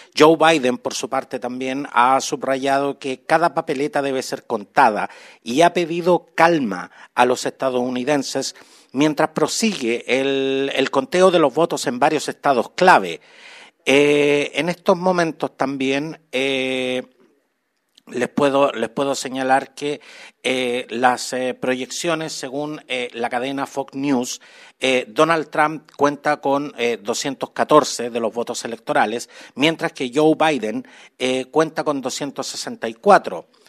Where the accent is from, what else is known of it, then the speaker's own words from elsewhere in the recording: Chile; nuestro querido Chile